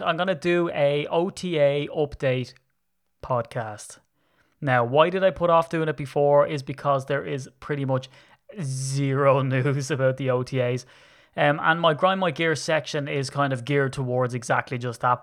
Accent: Ireland; I'm Irish.

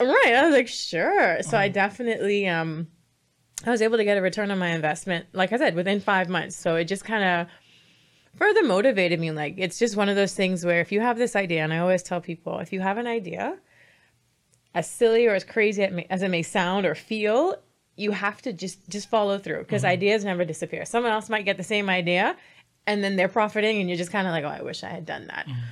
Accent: Bahamas; I'm from the Bahamas

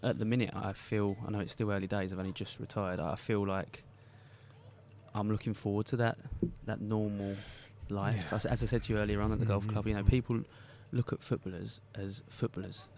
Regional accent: Basildon, East of England, United Kingdom; I was from Basildon

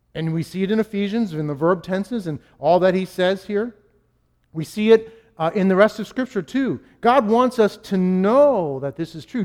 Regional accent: Boston, Massachusetts, United States; I'm a New Englander. I'm a Bostonian

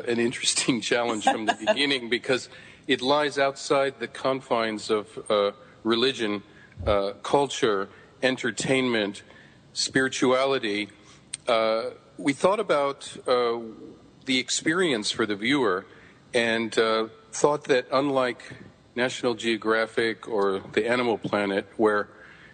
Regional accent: San Francisco, California, United States; I grew up in San Francisco.

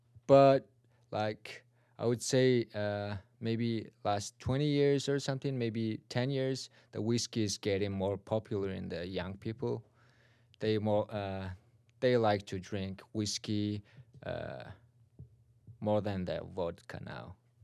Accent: Mongolia; English is a second language; moved away as an adult; now in Chicago, United States; I'm from Mongolia. Moved here in the United States, like, it's been almost 3 years. And for Chicago, it's been a year and a half.

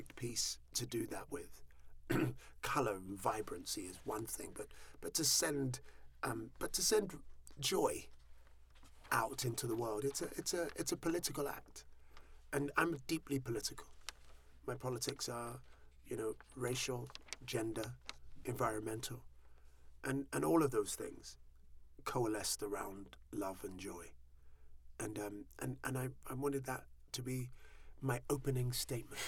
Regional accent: Southall, London, United Kingdom; I was born in Southall

